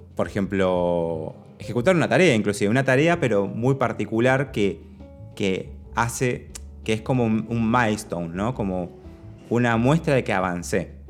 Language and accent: Spanish; Argentina